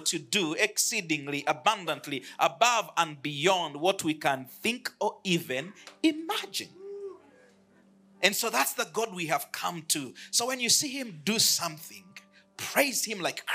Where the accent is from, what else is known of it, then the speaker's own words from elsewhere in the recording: Uganda; I come from Uganda. I lead a church there called the City Church